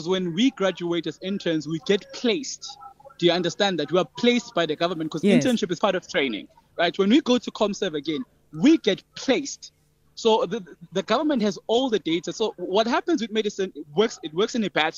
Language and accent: English; South Africa; we as the South African youth, the poor child representing poor communities